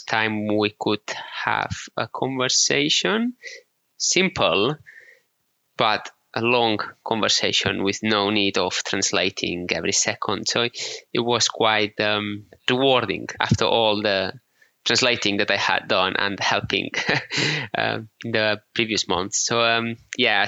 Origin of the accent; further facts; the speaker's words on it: Menorca, Balearic Islands, Spain; accent: Menorcan; English is a second language; moved away as an adult; also born or lived in Barcelona / United Kingdom; we islanders are quite isolated from the rest of the world